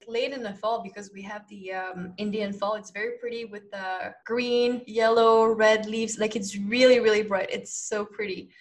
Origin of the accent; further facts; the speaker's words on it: France; from France.